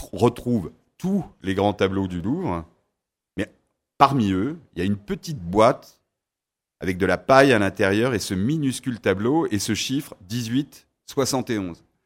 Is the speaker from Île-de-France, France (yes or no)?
yes; Paris, Île-de-France, France; also born or lived in Sarthe; je suis un parisien ensarté